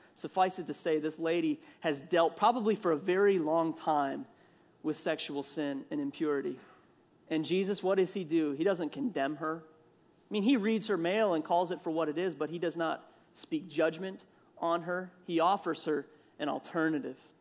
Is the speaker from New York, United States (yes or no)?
no; Minnesota, United States; accent: Minnesota; growing up in Minnesota, we call it pop